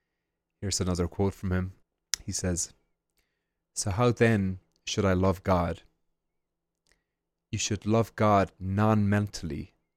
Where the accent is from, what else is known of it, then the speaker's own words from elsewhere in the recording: Ireland; And when I was growing up in Ireland, we have the Angelus every day at 6 p.m. for 1 minute